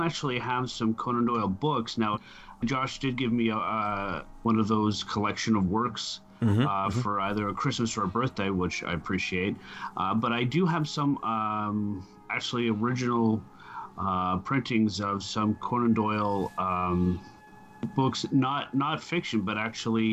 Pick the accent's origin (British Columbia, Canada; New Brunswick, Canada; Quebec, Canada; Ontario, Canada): Ontario, Canada; Ottawa; I'm Canadian. I live in Ottawa. I've always lived in Ottawa.